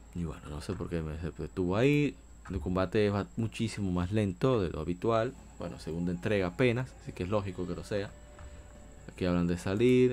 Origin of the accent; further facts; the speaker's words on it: Dominican Republic; Yo soy de República Dominicana